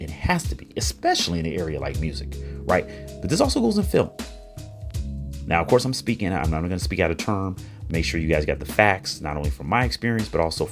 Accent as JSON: {"language": "English", "town": "Chicago", "region": "Illinois", "country": "United States", "tie": "born or raised there", "said": "right here in my hometown, Chicago, Illinois"}